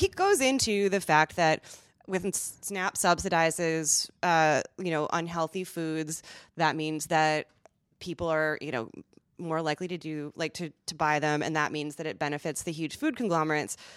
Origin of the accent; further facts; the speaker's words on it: Midwest, United States; I'm from the Midwest.